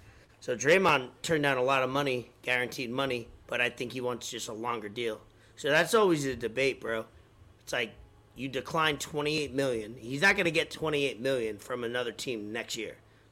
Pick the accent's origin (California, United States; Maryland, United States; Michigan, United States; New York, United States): New York, United States; now in Florida, United States; I'm from New York.